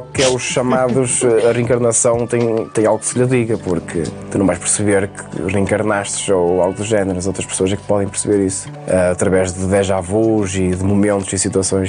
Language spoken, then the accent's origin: Portuguese; Vairão, Norte, Portugal; now in Trofa, Portugal; Eu já estava na trofa a morar e apareceu-me em Vairão, na minha terra natal